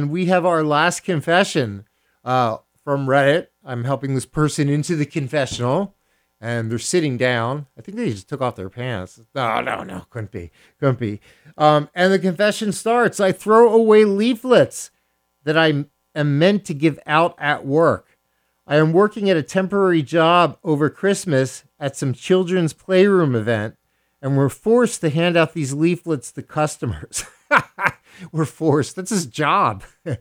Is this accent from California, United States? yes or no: no; Philadelphia, Pennsylvania, United States; I hail from Philadelphia, Pennsylvania, home of the city of brotherly love